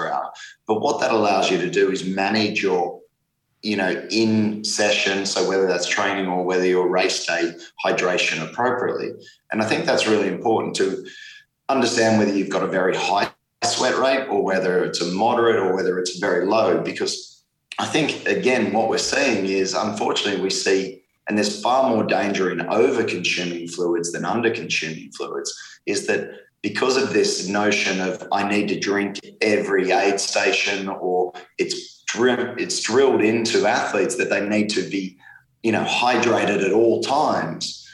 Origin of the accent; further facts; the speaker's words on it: Australia; being Australian